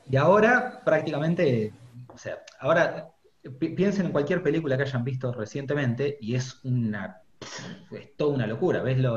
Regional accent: Spain; porque como soy español me van a decir, eh, que sabés vos del mate

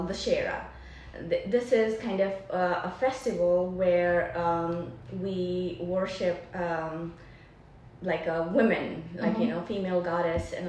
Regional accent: Nepal; now in Travelers Rest, United States; I'm from Nepal, born and raised in Nepal, where the Mount Everest is

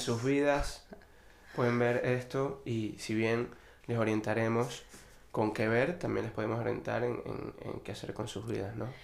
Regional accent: Venezuela; moved away as an adult; now in Spain; yo me vine con una visa de estudiante, siendo venezolano

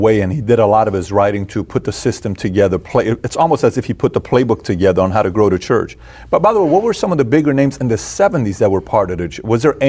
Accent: Iran; I'm from Iran.

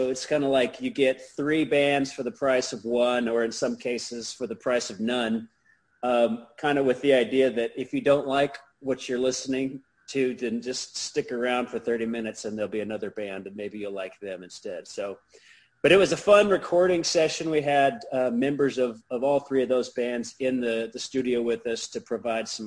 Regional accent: Norman, Oklahoma, United States; I grew up in Norman, and back when there was one high school

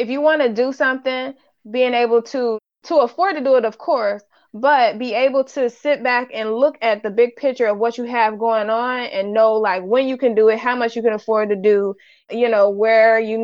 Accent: Ohio, United States; I'm from Ohio, so we call it Dixie cup

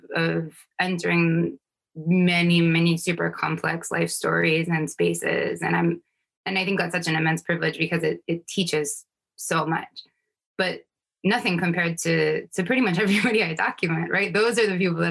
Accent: North Carolina, United States; also born or lived in New York; now in New York City, United States; I was born in New York, raised in North Carolina

